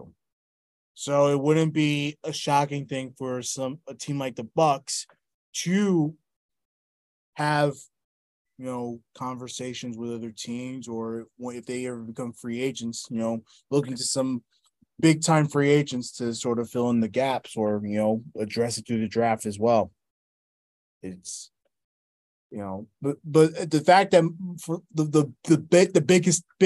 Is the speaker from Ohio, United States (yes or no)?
no; New York, United States; as a New Yorker